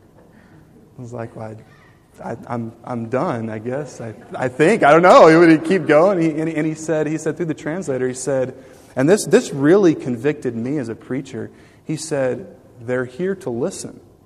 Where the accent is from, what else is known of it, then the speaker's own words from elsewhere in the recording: United States; as an American